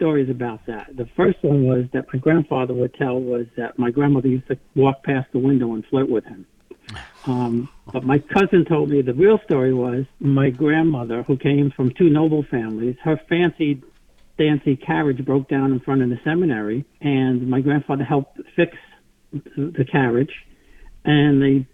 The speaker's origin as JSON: {"language": "English", "town": "New York City", "region": "New York", "country": "United States", "tie": "born or raised there", "said": "I was born in Queens, New York. Corona, Queens, that is. Actually, I was born in Whitestone, but my family's from Corona"}